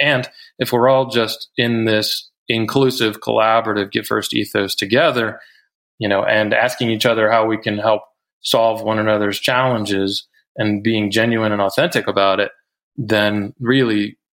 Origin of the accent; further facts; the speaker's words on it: Boulder, Colorado, United States; now in Carbondale, United States; you know, I moved to Carbondale and started putting on events and bringing people together in Aspen that I was the guy from Boulder and I was here to help.